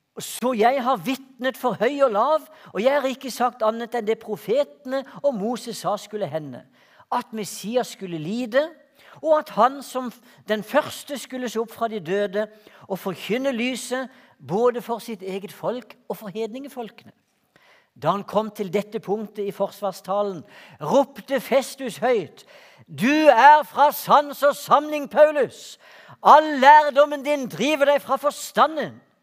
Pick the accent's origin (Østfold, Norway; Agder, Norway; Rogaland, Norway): Agder, Norway; Hortemo, Greipstad; Jeg vokste opp ute på Hortmo i Greipstad